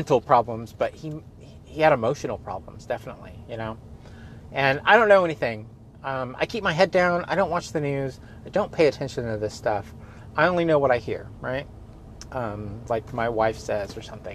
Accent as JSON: {"language": "English", "town": "Gilroy", "region": "California", "country": "United States", "said": "I am from Gilroy"}